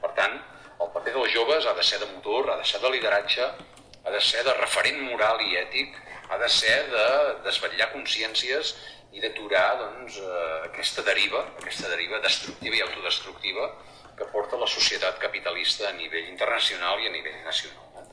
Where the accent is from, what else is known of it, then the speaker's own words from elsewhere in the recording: Girona, Catalonia, Spain; jo que sóc de Girona